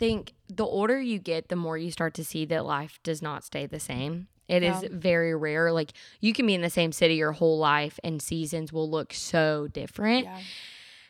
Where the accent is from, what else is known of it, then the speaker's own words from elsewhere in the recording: Indiana, United States; now in Tennessee, United States; But I'm originally from Indiana, so I'm not a Tennessee girl. So sorry, everybody. You wouldn't know that, but I'm from Indiana originally, moved around a ton of times, 19 times before I was 18, which is really crazy.